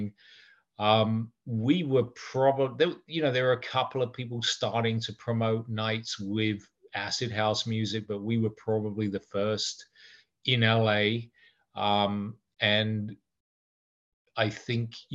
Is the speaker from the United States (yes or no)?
no; England, United Kingdom; moved away; We had an office in London because obviously I'm English